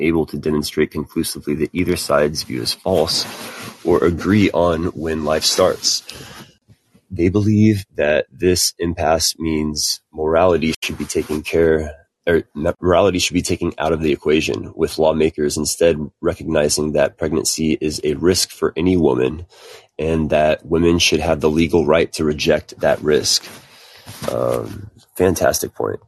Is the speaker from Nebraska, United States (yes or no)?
no; Texas, United States; As a Texan myself